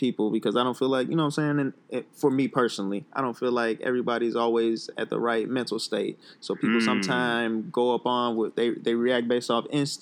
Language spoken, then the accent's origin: English; United States; Being a black man, just growing up in America